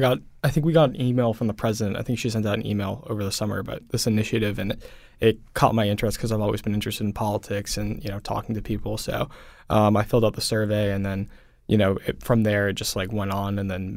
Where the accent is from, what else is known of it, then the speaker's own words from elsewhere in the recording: Swampscott, Massachusetts, United States; So I grew up in Swampscott, Massachusetts, which is a little bit north of Boston.